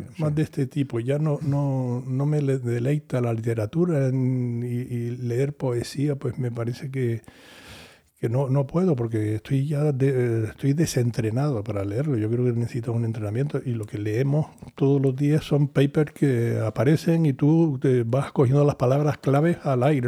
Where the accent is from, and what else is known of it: Canary Islands, Spain